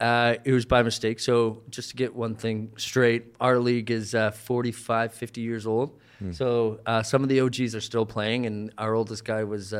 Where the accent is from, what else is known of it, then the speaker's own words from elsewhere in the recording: Canada; And you know, just because I'm from Canada doesn't mean that I'm French, eh?